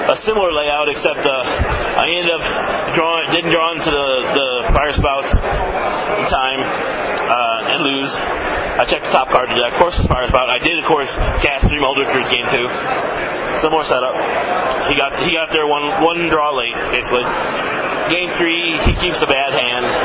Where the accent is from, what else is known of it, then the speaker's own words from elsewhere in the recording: Colorado, United States; well, I'm from Colorado. No, But I go to school with them in Kansas.